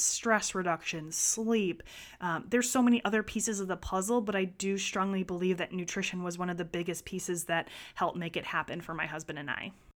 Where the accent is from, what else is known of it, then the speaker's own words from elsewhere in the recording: Wisconsin, United States; growing up in Wisconsin, there was a glass of milk at every dinner meal